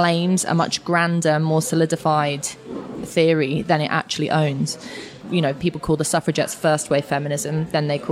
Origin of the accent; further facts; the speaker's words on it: London, United Kingdom; where I grew up in Finsbury Park, Newington Green kind of area